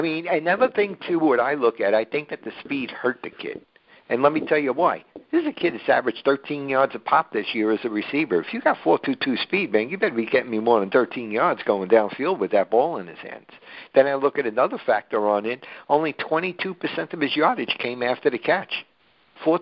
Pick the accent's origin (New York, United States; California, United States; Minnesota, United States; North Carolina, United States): New York, United States; New York City; I was born and bred in Brooklyn